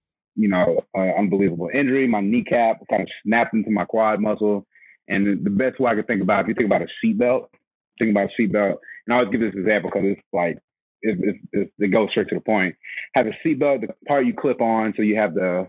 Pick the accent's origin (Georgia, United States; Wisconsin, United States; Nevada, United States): Georgia, United States; Atlanta; I'm from Atlanta, Georgia